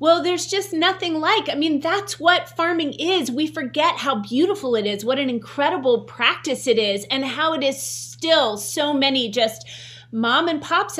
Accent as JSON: {"language": "English", "region": "West Virginia", "country": "United States", "tie": "born or raised there", "said": "growing up in West Virginia"}